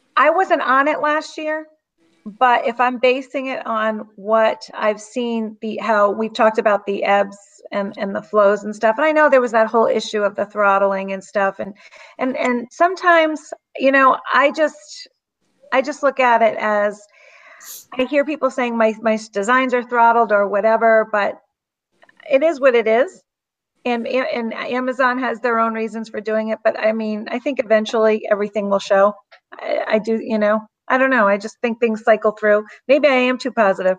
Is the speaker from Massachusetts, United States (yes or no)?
yes; Southeast Massachusetts, United States; I'm from Southeast Massachusetts, if you can't tell by my accent